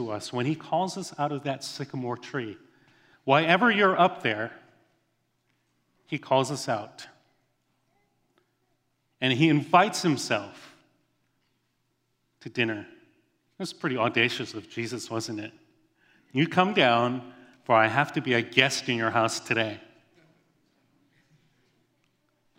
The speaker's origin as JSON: {"language": "English", "region": "Hawaii", "country": "United States", "tie": "born or raised there", "said": "I grew up in Hawaii. That's my home."}